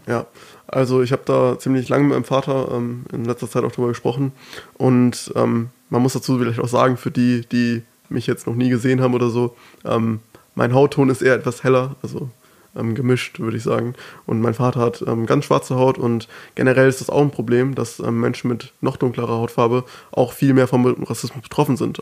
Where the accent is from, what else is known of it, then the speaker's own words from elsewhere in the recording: Germany; first language German; dass ich gut Deutsch spreche, obwohl ja. ich ja hier geboren bin. Ähm, Deutsch meine Muttersprache ist